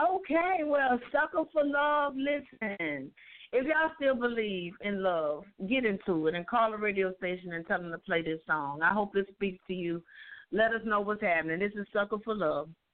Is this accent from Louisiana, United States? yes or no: yes; Louisiana, United States; moved away; had actually moved back to my hometown in Louisiana